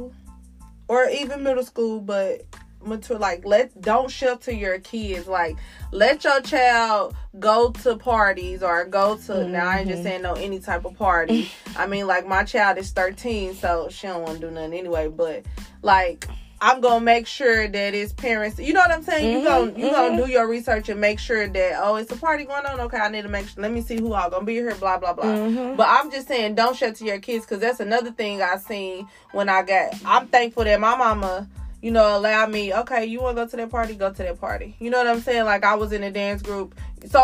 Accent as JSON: {"language": "English", "region": "Oklahoma", "country": "United States", "said": "we're from Oklahoma"}